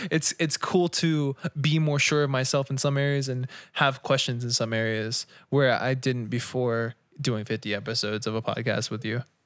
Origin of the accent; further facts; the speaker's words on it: United States; we're born in America